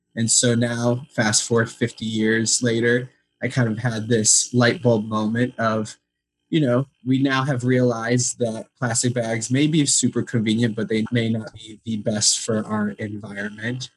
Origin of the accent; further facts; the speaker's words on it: Chicago, Illinois, United States; I grew up in Chicago, Illinois, and I was always very active in the Ukrainian community.